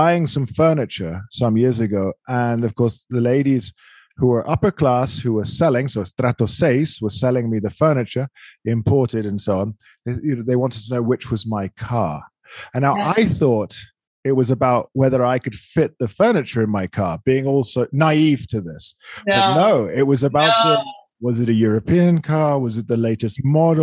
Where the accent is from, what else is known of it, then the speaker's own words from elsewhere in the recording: London, United Kingdom; also born or lived in San Diego; now in Bogota, Colombia; I'm from London